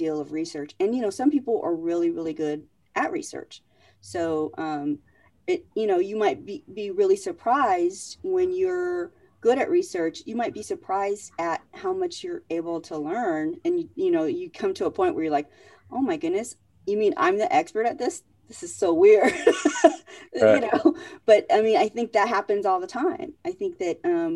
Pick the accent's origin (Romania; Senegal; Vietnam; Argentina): Vietnam; I was born in Vietnam during the Vietnam War.